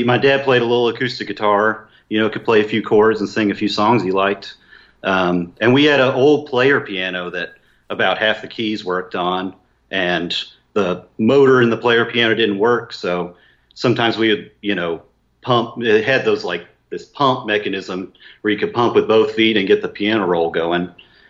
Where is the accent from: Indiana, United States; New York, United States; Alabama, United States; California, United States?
Indiana, United States; near West Lafayette; I grew up in Indiana, so somewhere near West Lafayette, Indiana